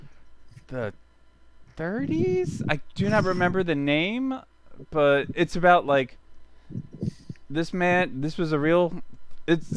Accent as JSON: {"language": "English", "town": "Philadelphia", "region": "Pennsylvania", "country": "United States", "said": "I'm from Philadelphia"}